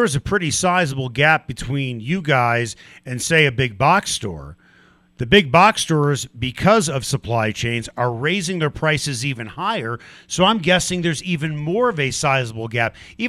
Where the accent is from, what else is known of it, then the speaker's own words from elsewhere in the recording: Chicago, Illinois, United States; now in Denver, United States; I think some people know I grew up in Chicago.